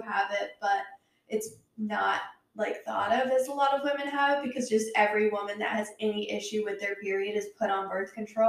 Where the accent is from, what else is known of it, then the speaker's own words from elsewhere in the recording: the Bay Area, California, United States; now in North Carolina, United States; I had to start with the California ones because that's where I grew up. So I know the vibes of the rich Californians. Even though I grew up mostly in the Bay Area, I know those vibes.